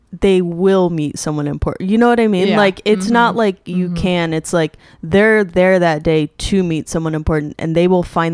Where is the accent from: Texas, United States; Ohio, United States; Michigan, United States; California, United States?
Texas, United States; Dallas; moved away; also born or lived in Chicago; I grew up in Dallas.